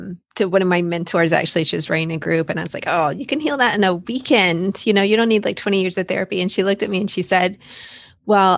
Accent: outside of Dallas, Texas, United States; moved away as an adult; also born or lived in Florida; I'm from Texas. I grew up outside of Dallas

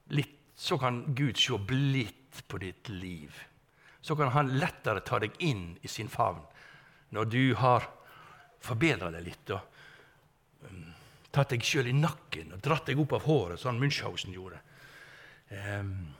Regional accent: Strilelandet, Vestland, Norway; ute fra Strilelandet, der jeg kommer ifra

